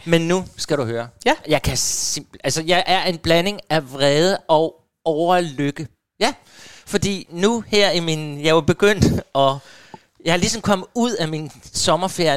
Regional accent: Hårby, Southern Denmark, Denmark; moved away; jeg kommer jo faktisk nede fra Hårby, Assens

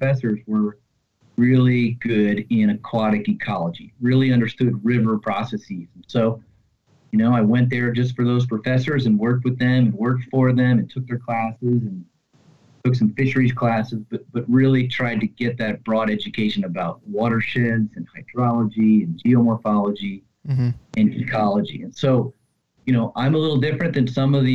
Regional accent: Virginia, United States; moved away as an adult; now in Washington, D.C., United States; I grew up in Virginia, fished all over

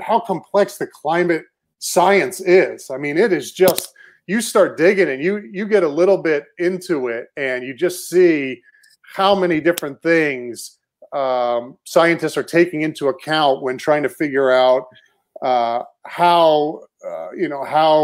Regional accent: Cape Cod, Massachusetts, United States; moved away as an adult; also born or lived in Maine / Houston; I'm originally from Cape Cod, Massachusetts.

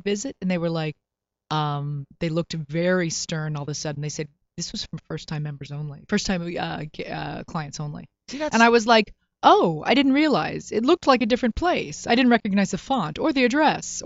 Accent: Florida, United States; also born or lived in New York City; now in Los Angeles, United States; I'm from Florida

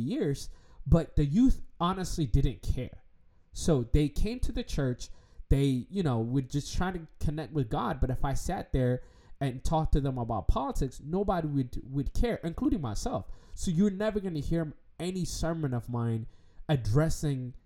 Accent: United States; growing up in America

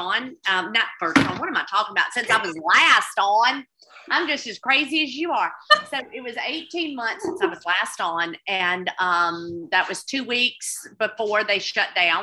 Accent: Mississippi Delta, United States; also born or lived in Oxford, Mississippi; growing up in the Delta

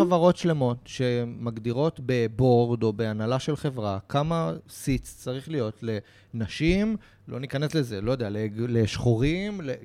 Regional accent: Israel

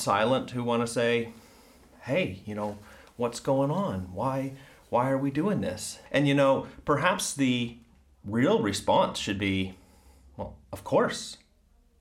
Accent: Ohio, United States; I'm from Ohio

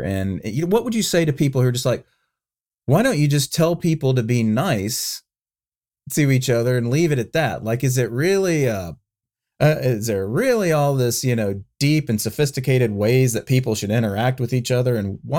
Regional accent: the South, United States; For me, I'm a Southerner.

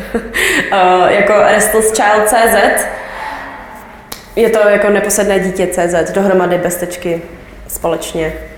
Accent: Czechia; jsem z Česka

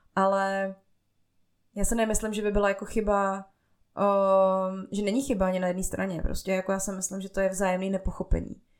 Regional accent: Bohemia, Czechia; also born or lived in Togo; A já pocházím z Čech, a z nějaký prostě jako průměrný rodiny

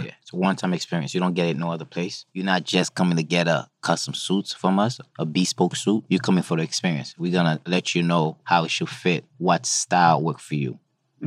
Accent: New York City, New York, United States; also born or lived in Haiti; I was born in Haiti, grew up in Brooklyn, went to school upstate New York

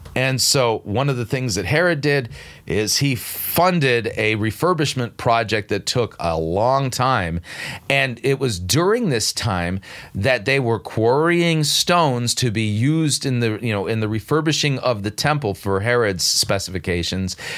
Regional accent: Southern California, United States; moved away as an adult; now in North Dakota, United States; I grew up in Southern California

